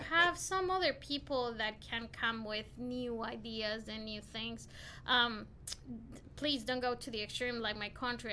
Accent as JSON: {"language": "English", "town": "Quito", "region": "Pichincha", "country": "Ecuador", "also_born_or_lived": "Tipton County, Tennessee", "moved": "as an adult", "lives_now": "Memphis, United States", "said": "I'm from Ecuador, um, Quito, Ecuador, South America, the capital city of Ecuador"}